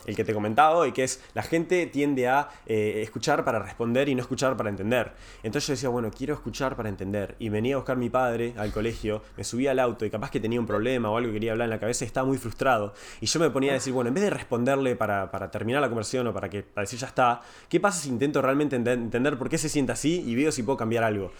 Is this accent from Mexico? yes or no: no; Uruguay; yo soy de Uruguay, eh, viví ahí casi toda mi vida.